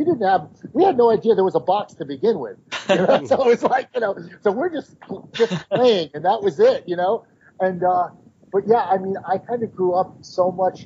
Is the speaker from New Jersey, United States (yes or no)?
no; New York City, New York, United States; being like a New Yorker